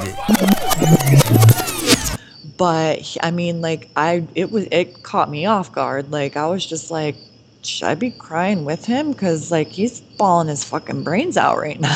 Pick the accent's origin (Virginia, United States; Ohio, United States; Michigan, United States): Michigan, United States; Detroit; we're from Detroit